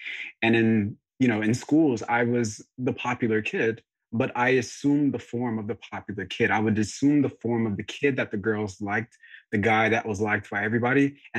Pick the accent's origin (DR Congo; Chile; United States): DR Congo; born there; I was born in Congo, and at that time I was born in 94.